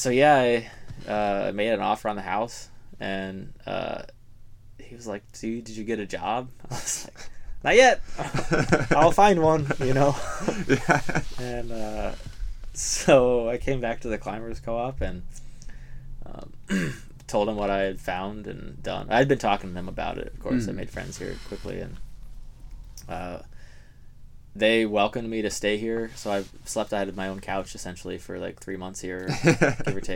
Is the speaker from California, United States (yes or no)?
no; outside Seattle, Washington, United States; moved away as an adult; now in Marquette, United States; I like lived outside Seattle